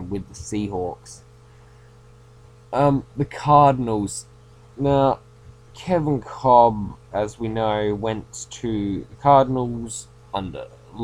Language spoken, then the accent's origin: English; Australia; I'm Australian